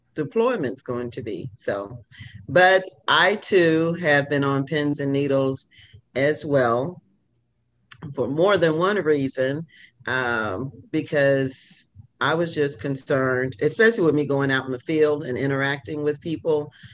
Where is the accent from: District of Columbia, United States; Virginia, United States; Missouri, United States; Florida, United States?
Missouri, United States; moved away as an adult; also born or lived in Texas; now in Louisiana, United States; I ended up moving from Missouri to Texas.